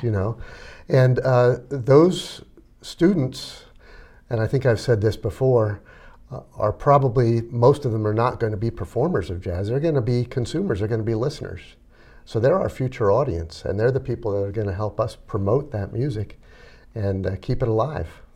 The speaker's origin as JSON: {"language": "English", "town": "Reading", "region": "Pennsylvania", "country": "United States", "tie": "born or raised there", "said": "I grew up in Reading"}